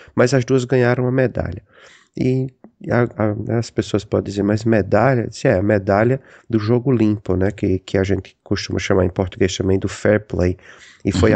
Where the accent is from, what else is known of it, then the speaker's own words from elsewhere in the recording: Rio Grande do Norte, Brazil; moved away as an adult; now in United States; eu sou do Rio Grande do Norte